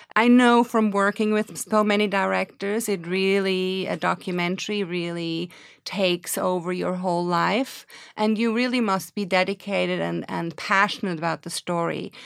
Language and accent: English; Switzerland; moved away as an adult; now in New York, United States; I'm originally from Switzerland and came to New York in nineteen eighty-six to study at N Y U.